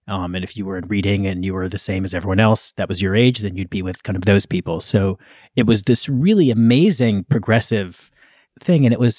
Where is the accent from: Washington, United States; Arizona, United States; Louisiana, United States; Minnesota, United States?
Minnesota, United States; Minneapolis; now in Beacon, United States; I grew up in Minneapolis. I have enormous affection for the city, and I loved growing up there.